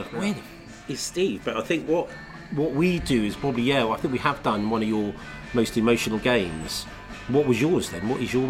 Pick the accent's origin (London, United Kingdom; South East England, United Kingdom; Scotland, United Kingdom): Scotland, United Kingdom; because we're Scottish